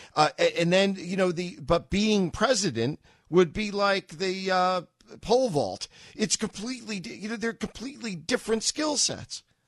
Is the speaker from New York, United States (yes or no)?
yes; New York City, New York, United States; moved away; I'm from New York